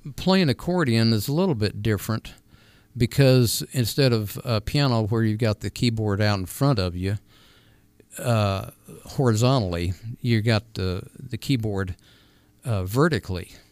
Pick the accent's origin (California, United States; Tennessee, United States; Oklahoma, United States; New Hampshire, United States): California, United States; also born or lived in New Mexico; now in Arizona, United States; I was born in California, so we lived right out there where they were